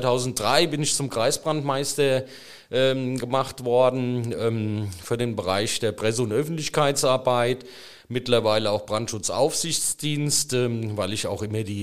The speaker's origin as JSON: {"language": "German", "town": "Friedrichsdorf", "region": "Hesse", "country": "Germany", "tie": "born or raised there", "said": "eine Verwaltungslehre in meiner Heimatstadt Friedrichsdorf äh, begonnen"}